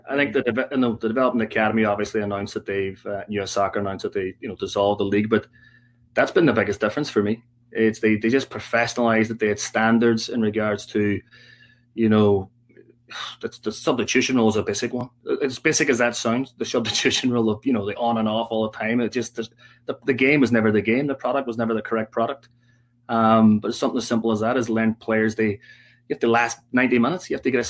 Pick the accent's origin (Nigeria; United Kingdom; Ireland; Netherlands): Ireland; I mean, you know, we're Irish.